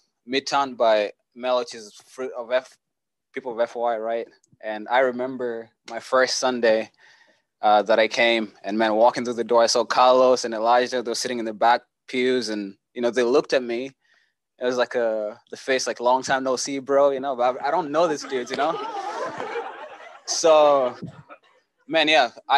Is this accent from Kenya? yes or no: yes; Kenya; moved away as an adult; now in Kansas City, United States; I was born and raised in Kenya, lived there for 17 years